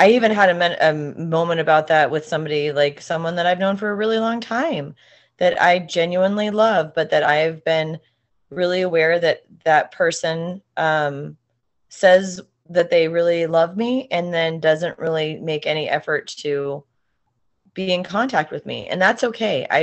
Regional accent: Montana, United States; we're from Montana

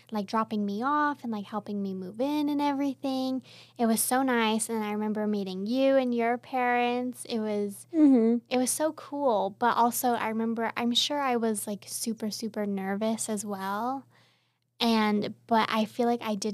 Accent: Southern California, United States; moved away as an adult; I'm from Southern California, so it's just about maybe like a just about a six hour drive from uh, California to here

